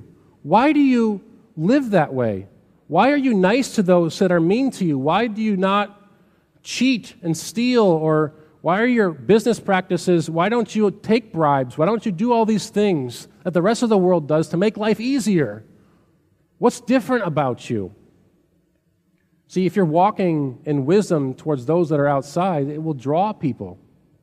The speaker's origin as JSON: {"language": "English", "town": "Chicago", "region": "Illinois", "country": "United States", "tie": "born or raised there", "said": "I grew up on the South Side of Chicago"}